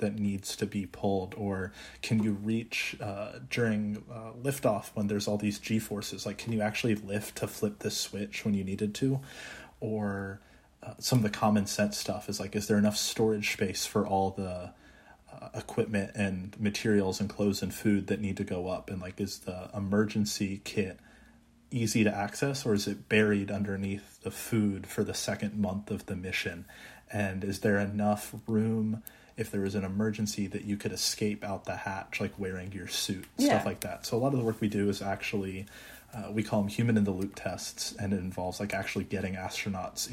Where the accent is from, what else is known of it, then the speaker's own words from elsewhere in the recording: Texas, United States; also born or lived in Maryland; I'm from Texas originally, so I say back home in Texas